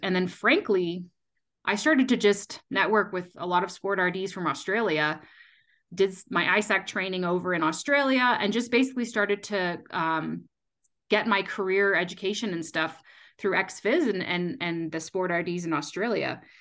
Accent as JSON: {"language": "English", "country": "Canada", "moved": "as an adult", "lives_now": "Colorado, United States", "said": "I'm actually originally from Canada"}